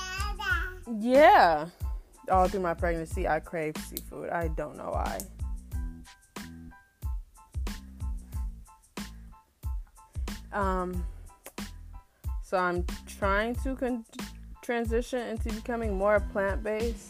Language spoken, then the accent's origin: English; Canton, Ohio, United States; born and raised in Canton, Ohio